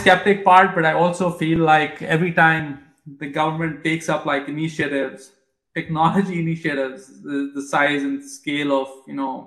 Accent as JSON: {"language": "English", "country": "India", "tie": "born or raised there", "moved": "yes", "said": "I grew up in India"}